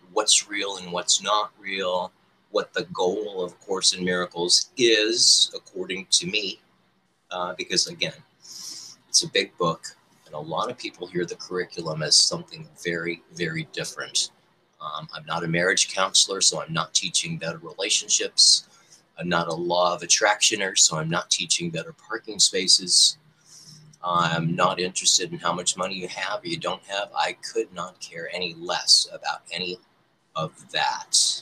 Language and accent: English; Detroit, Michigan, United States; I was born in the Holy Land of Detroit, Michigan